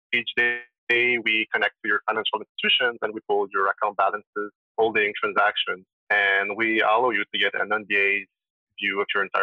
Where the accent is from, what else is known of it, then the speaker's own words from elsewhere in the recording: Montreal, Quebec, Canada; I'm sure you can hear from my accent, but I'm from Quebec, Montreal, so I speak French